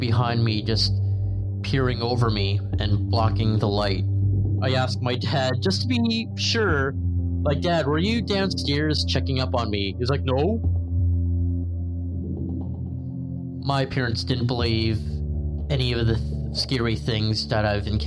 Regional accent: Mississauga, Ontario, Canada; also born or lived in Toronto, Ontario / Brampton, Ontario; I'm from Toronto, Ontario

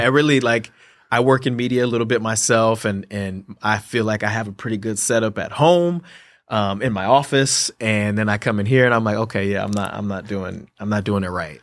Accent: Columbus, Ohio, United States; moved away; growing up in Columbus, Ohio, being an Ohio State fan

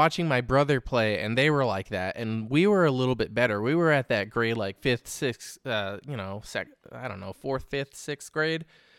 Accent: California, United States; I grew up in the Bay Area.

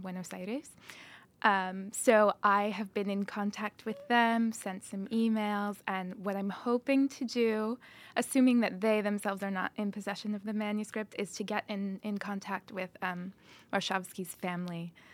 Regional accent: Chicago, Illinois, United States; I was born on the north side of Chicago, Illinois

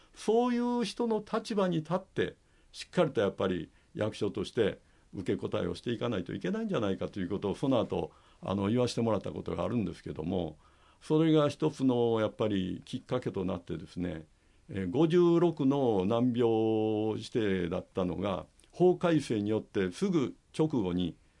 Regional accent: Shiga, Japan; 私はですね滋賀県の大府市出身なんですね日本一大きな琵琶湖のそばで育ちまして

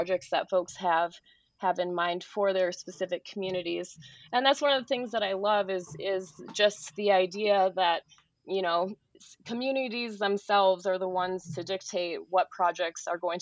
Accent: rural central Minnesota, United States; I am originally from Minnesota. I grew up in rural central Minnesota.

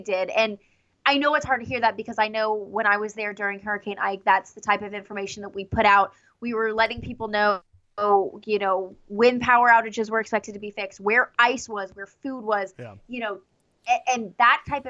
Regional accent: Houston, Texas, United States; moved away as an adult; now in Knoxville, United States; I grew up in Houston

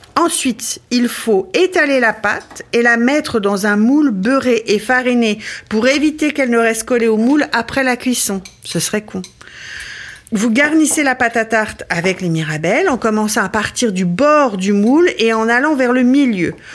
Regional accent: Ardennes, Grand Est, France; Quand j'étais petite, dans les Ardennes

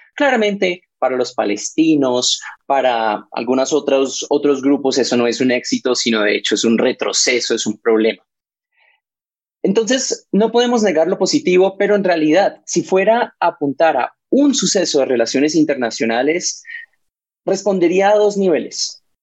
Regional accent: Colombia

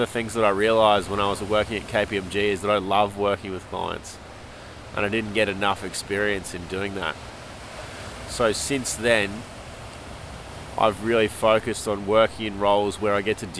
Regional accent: Australia; moved away as an adult; also born or lived in Toronto, Canada; the land where I call home

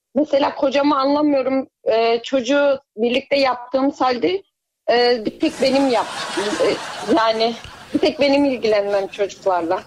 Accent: Kahramanmaraş, Turkey; moved away as an adult; now in Konya, Turkey; Ben aslen Kahramanmaraşlıyım

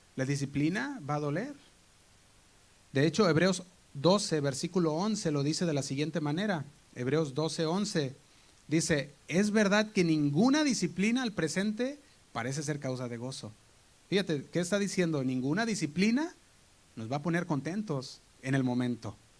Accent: Guadalajara, Jalisco, Mexico; moved away; nosotros ah, venimos de Guadalajara y íbamos a la iglesia Casa Oración Guadalajara. Y el grupo de jóvenes que estábamos ahí

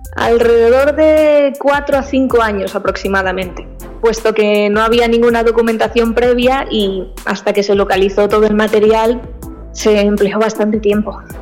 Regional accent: Alicante, Valencian Community, Spain; Nací en Alicante. Sí, eh, Alicante, Comunidad Valenciana, España.

